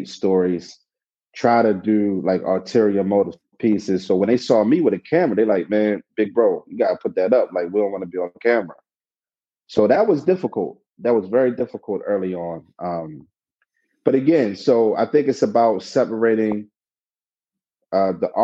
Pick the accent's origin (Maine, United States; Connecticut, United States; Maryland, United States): Maryland, United States; Baltimore; I'm from the city, I was born and raised in West Baltimore.